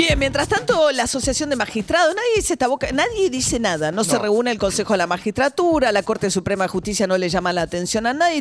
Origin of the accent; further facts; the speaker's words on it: Argentina; nos lo regalaba a todos los argentinos